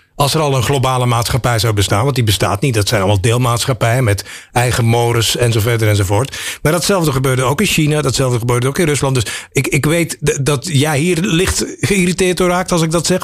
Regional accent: Belgium; ik een Belg ben

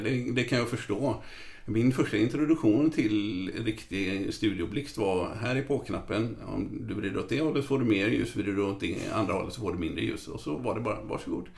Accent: Gothenburg, Västra Götaland, Sweden; jag uppvuxen i ett frikyrkohem så jag var involverad i, i Saronkyrkan i Göteborg

